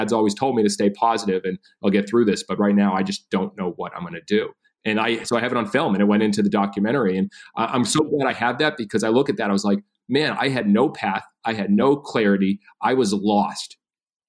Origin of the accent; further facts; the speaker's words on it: Massachusetts, United States; moved away as an adult; I grew up in Massachusetts, only child.